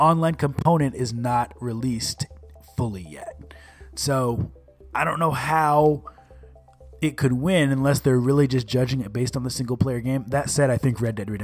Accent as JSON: {"language": "English", "town": "Bellevue", "region": "Washington", "country": "United States", "tie": "born or raised there", "said": "my hometown of Bellevue, Washington"}